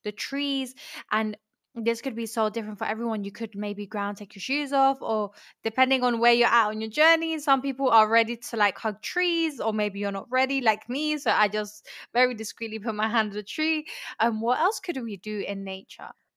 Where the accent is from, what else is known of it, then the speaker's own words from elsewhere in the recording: Colombia; moved away; also born or lived in London; I'm from, I was raised in London, but I grew up in Colombia